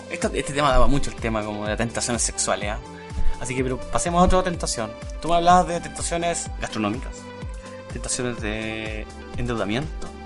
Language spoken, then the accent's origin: Spanish; Chile